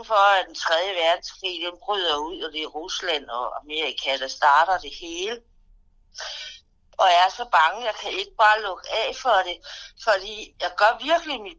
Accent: Falster, Zealand, Denmark; Hej, jeg er en kvinde fra Falster. Øh, jeg er snart 60 år. Jeg bor i et dejligt hus, som jeg er glad for, med masser af blomster, og jeg har en lille hund.

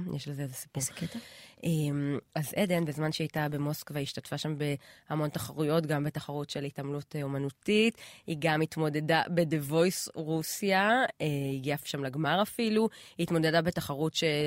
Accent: Israel; אני בתור ישראלית, את יודעת, דור, לא יודעת מה, רביעי לאנשים שחיים פה

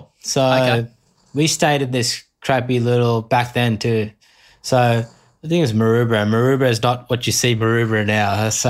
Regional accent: Islamabad, Islamabad Capital Territory, Pakistan; born there; All my family's from Karachi. I was born in Islamabad because my dad moved for work.

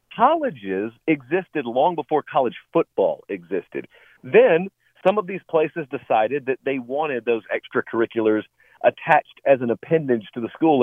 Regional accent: rural Georgia, United States; moved away; I grew up in rural Georgia

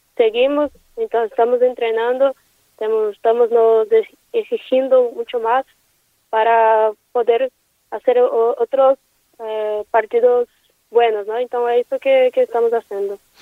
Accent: Brazil; Spanish is a second language; moved away as an adult; now in Valencia, Spain; como brasileña

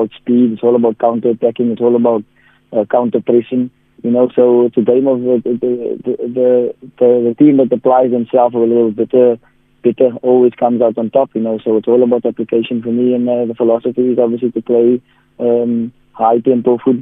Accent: the Metro, Eastern Cape, South Africa; We're all from the Metro. We've been here for a long time.

